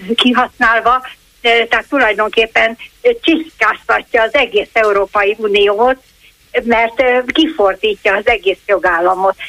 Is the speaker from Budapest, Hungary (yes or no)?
yes; Budapest, Hungary; én ott laktam, az, ott laktunk a ott születtem a, a Palota negyedre